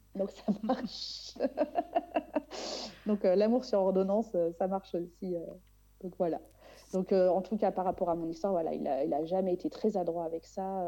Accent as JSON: {"language": "French", "country": "Réunion", "tie": "born or raised there", "said": "je suis née à La Réunion"}